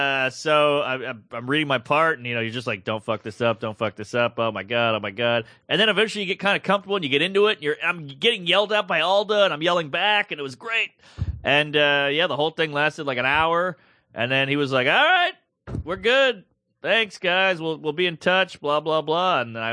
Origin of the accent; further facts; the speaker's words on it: Brooklyn, New York, United States; I'm from Brooklyn.